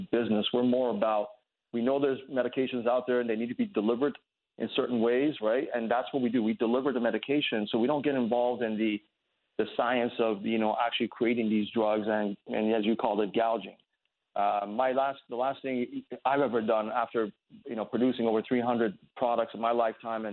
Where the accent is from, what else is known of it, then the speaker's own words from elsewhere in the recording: United States; I'm a patriot, man. I grew up here. I'm an American.